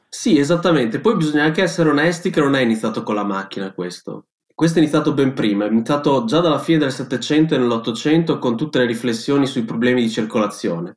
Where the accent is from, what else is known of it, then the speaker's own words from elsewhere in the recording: Bologna, Emilia-Romagna, Italy; io vengo, sono di Bologna, abito in quell'orribile calderone che è la pianura padana